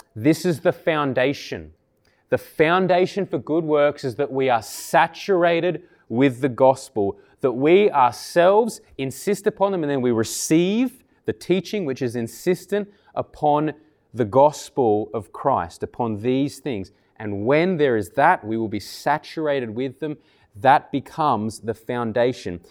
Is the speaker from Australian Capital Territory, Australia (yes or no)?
yes; Canberra, Australian Capital Territory, Australia; moved away; I grew up in Tuggeranong many years ago